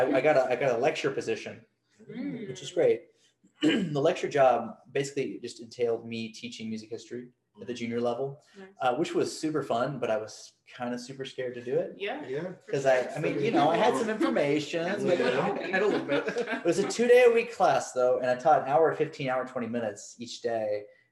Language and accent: English; the South, United States; I mean, I'm a Southerner.